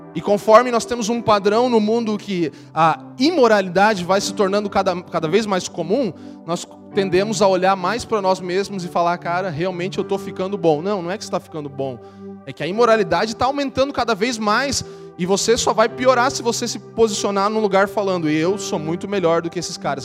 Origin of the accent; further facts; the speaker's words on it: Santa Catarina, Brazil; Eu sou de Santa Catarina